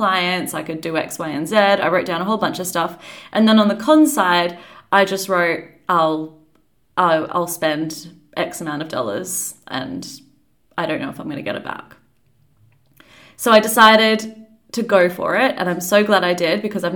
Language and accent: English; Perth, Western Australia, Australia; moved away as an adult; also born or lived in New Zealand / London, United Kingdom; now in Perth, Australia; I am from Australia. I was born in New Zealand, actually, but I grew up in Australia.